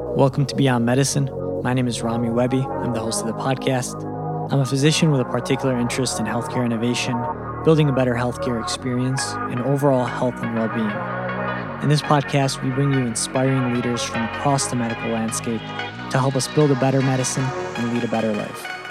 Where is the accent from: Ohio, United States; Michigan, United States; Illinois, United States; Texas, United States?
Michigan, United States; I'm from Michigan